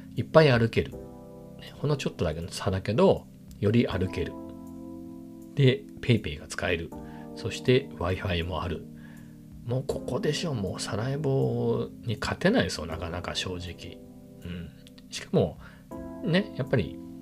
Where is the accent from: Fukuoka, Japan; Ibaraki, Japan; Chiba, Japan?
Ibaraki, Japan; moved away as an adult; 僕の田舎のね、茨城、茨城なんですけど、田舎の、まあ、友達なり親戚は、まあ、全員車持ってます